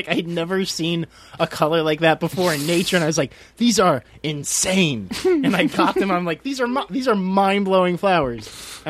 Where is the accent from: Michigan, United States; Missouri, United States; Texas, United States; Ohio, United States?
Texas, United States; Houston; moved away; going back home I'm from Houston and I was visiting home